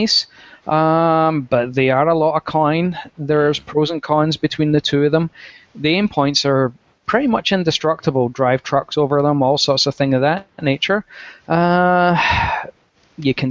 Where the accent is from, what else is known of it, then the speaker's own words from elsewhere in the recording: Scotland, United Kingdom; being Scottish